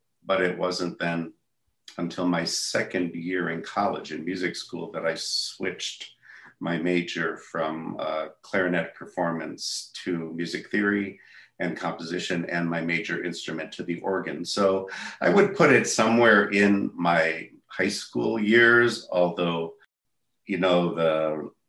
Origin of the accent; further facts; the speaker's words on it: Port Washington, Wisconsin, United States; I was born and raised in Port Washington, Wisconsin